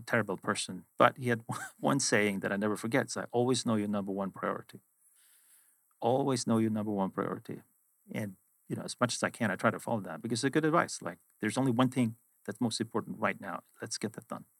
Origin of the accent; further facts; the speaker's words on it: Sweden; moved away as an adult; also born or lived in London / Boston; originally I am from Sweden, where I grew up, went to high school and university